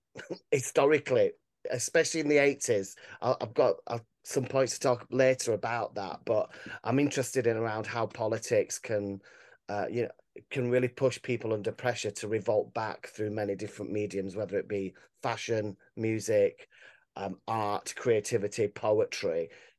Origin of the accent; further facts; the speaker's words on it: Grimethorpe, Yorkshire and the Humber, United Kingdom; I'm from Grimthorpe, you know, which was at the real centre of some of these big disputes that were happening. I was a young boy. I was only four during the strike